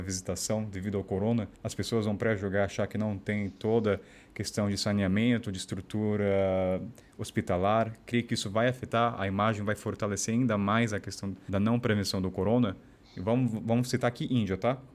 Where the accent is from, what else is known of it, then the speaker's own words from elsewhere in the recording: Taubaté, São Paulo, Brazil; moved away; eu sou de Taubaté